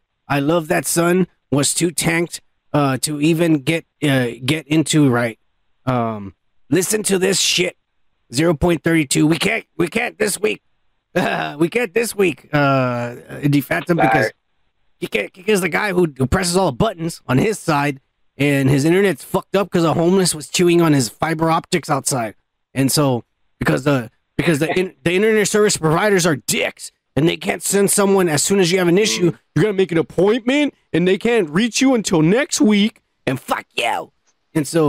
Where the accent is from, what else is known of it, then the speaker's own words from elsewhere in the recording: United States; I'm American, motherfucker. Born and bred right here